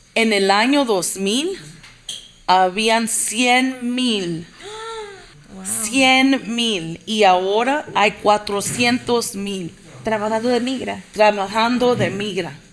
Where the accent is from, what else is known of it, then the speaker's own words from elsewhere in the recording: Inglewood, California, United States; nací en Los Ángeles. Mis papás emigraron de El Salvador en el 79 y en el, 80